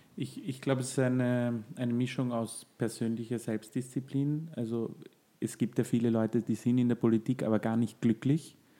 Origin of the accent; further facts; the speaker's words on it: Austria; bei uns in Österreich